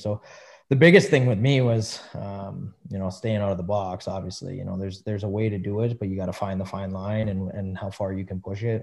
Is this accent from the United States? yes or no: no; Western Canada, Canada; I'm a Western boy